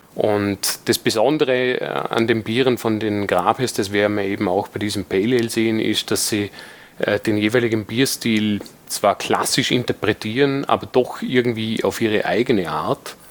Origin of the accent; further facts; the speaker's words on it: Dornbirn, Vorarlberg, Austria; ich bin aus Vorarlberg, werde mir aber bemühen, so zu sprechen, dass man mich trotz allem versteht